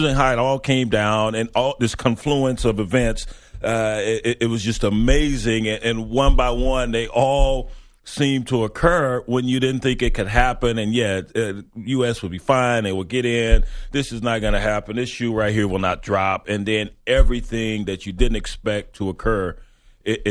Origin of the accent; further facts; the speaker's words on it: Ghana; in Ghana. That's my home country